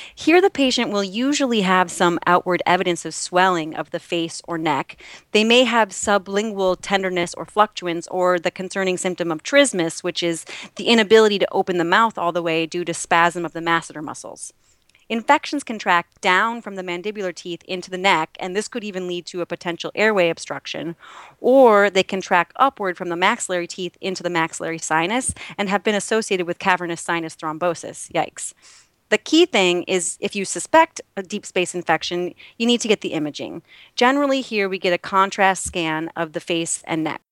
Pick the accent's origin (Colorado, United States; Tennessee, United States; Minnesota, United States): Minnesota, United States; now in New York, United States; a Minnesotan